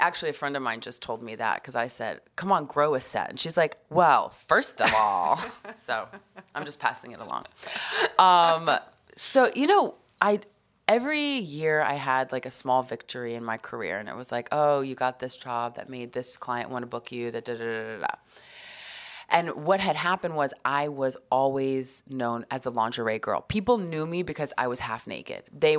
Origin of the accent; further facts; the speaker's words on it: Nebraska, United States; also born or lived in Texas / Atlanta / Arkansas / New Hampshire; But growing up in Nebraska, I mean, I lived in Texas, Atlanta, Arkansas, New Hampshire, Nebraska. I went to high school in Nebraska.